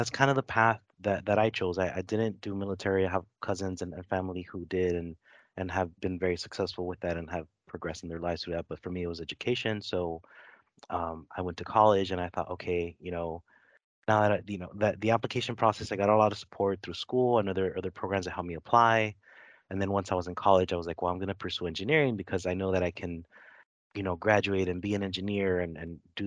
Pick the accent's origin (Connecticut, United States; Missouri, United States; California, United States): California, United States; Los Angeles; I grew up in Los Angeles. I grew up in a neighborhood called Lincoln Heights, which is kind of on the east side of Los Angeles, and first generation American.